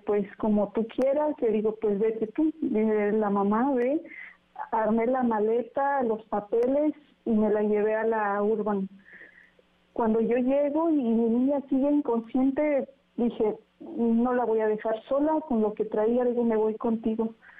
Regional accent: Huajuapan de León, Oaxaca, Mexico; nosotros somos originarios de Guajuapan de León

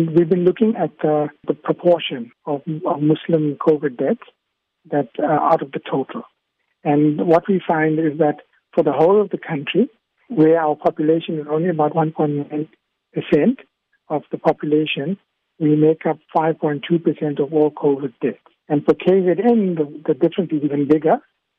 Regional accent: Tanga, Tanga Region, Tanzania; I was born in Tanga. I grew up there.

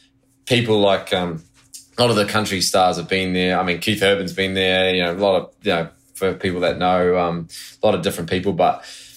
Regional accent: New Zealand; born there; also born or lived in Australia; Well, I go into the spiel of, oh, well, I'm actually born in New Zealand, you know, lived a lot

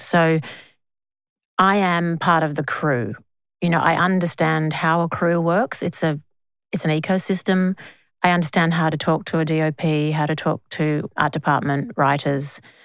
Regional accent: Australia

